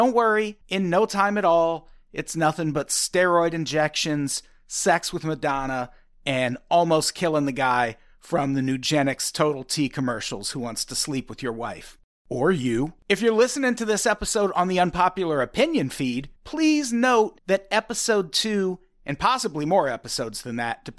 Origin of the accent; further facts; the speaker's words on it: Illinois, United States; I grew up in Illinois, so my hero was...